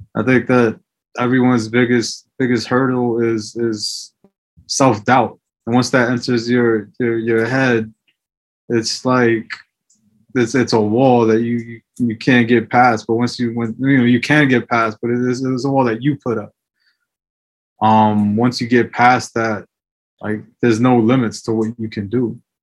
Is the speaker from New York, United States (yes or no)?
yes; New York City, New York, United States; also born or lived in El Salvador; when I was younger, I was growing up in the Bronx